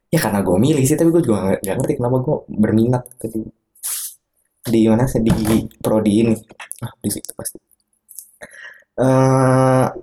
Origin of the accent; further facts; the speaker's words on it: Bekasi, West Java, Indonesia; eh, gue aslinya bukan orang Jogja gue orang Bekasi orang Bekasi yang kuliah di Jogja